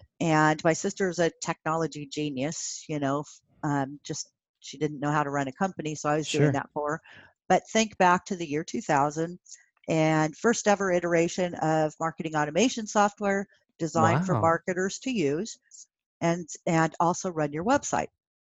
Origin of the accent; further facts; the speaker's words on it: Pennsylvania, United States; I grew up in Pennsylvania.